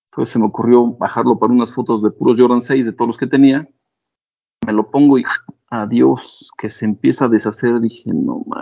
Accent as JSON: {"language": "Spanish", "region": "Mexico City", "country": "Mexico", "said": "somos chilangos. Pero sí, del 32 llegué a usar varios pares."}